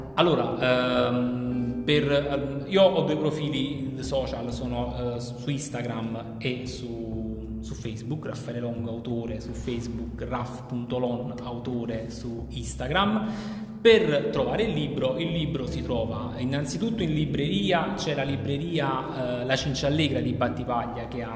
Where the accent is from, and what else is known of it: Campania, Italy